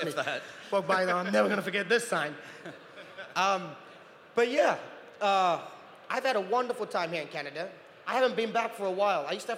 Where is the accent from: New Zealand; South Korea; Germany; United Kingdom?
New Zealand; also born or lived in Utah; now in California, United States; I grew up in New Zealand